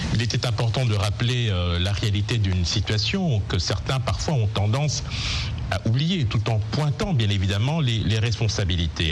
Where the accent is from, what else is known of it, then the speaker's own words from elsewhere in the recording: DR Congo; en tant que Congolais